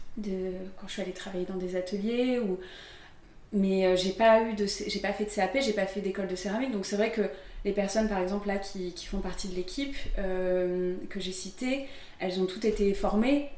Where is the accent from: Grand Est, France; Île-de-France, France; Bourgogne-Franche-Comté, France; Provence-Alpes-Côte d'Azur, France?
Provence-Alpes-Côte d'Azur, France; Aix-en-Provence; moved away as an adult; now in Paris, France; J'ai grandi à Aix-en-Provence, dans un petit village à côté d'Aix. Et j'ai fait toute ma scolarité là-bas